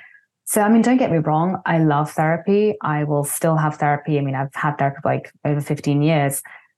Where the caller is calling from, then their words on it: Vancouver, British Columbia, Canada; I'm calling today from Vancouver, a beautiful city I used to live in, though now I'm based out of Spain.